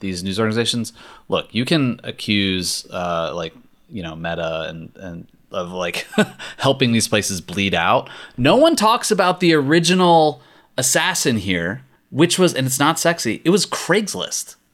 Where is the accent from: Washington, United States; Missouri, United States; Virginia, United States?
Virginia, United States; Richmond; now in Los Angeles, United States; the Richmond Times Dispatch in my hometown